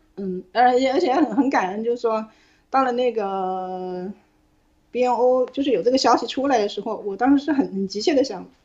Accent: Hong Kong; moved away as an adult; now in United Kingdom; 我们自会香港人

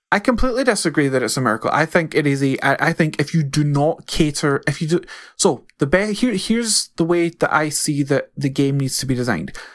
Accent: Scotland, United Kingdom; I'm Scottish, but I would consider myself completely different from other people in Scotland

